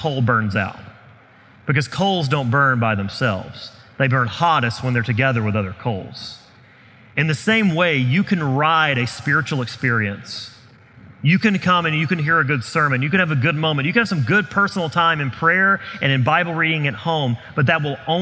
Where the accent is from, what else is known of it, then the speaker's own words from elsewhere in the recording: the South, United States; I grew up in the South where revivals were usually a week-long event